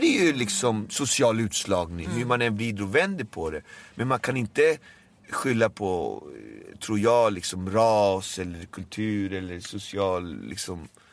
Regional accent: Alby, Stockholm County, Sweden; jag är uppväxt i Albyvis. Jag är uppväxt i ett område med eh, multikulturell kultur men mm. jag är ju född här i Sverige.

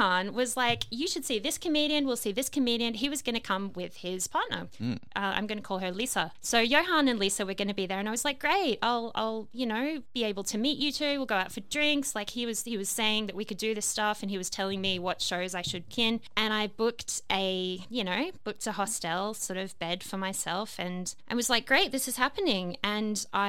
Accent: Australia; also born or lived in London; I'm an Australian

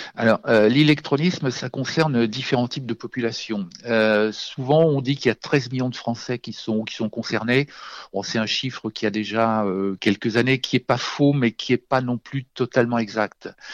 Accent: Auvergne-Rhône-Alpes, France; chez moi en Auvergne

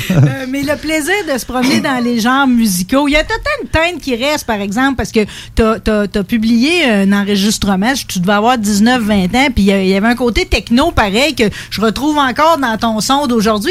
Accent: Thetford Mines, Quebec, Canada; je venais de Thetford Mines

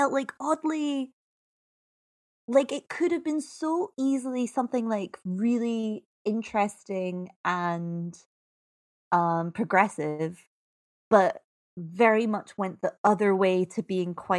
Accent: Scotland, United Kingdom; I'm Scottish, so I say out

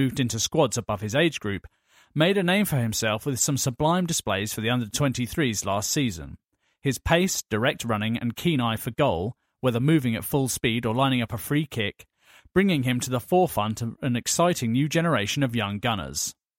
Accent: Peckham, London, United Kingdom; I grew up in South London on the Missenden Estate, near Peckham.

